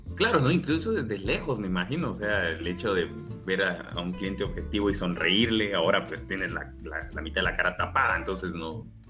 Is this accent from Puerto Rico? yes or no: no; Guatemala; accent: Guatemalan; este acento raro que tenemos, somos guatemaltecos